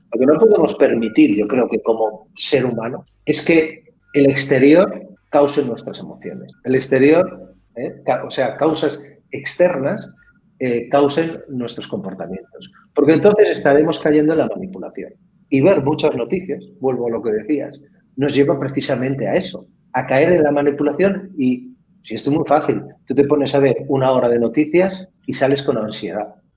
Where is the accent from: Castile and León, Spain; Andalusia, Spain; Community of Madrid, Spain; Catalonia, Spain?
Catalonia, Spain; yo soy, catalán también